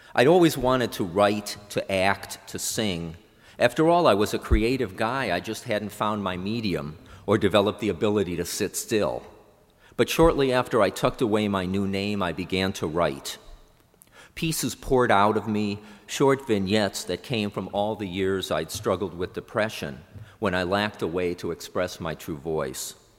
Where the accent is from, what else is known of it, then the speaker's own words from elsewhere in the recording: Cleveland, Ohio, United States; moved away; I returned to Cleveland, my hometown